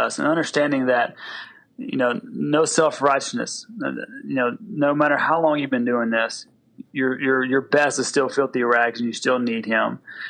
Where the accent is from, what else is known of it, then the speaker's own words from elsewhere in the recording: the South, United States; because I'm from the South and we use all analogies for football.